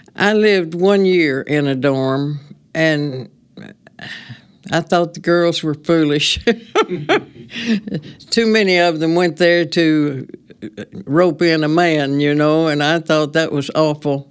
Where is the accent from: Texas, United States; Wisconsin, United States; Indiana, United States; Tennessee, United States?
Tennessee, United States; Reeves; also born or lived in Union City, Tennessee / Memphis, Tennessee; I was born in Union City because my great-grandmother delivered me, and I was raised in Reeves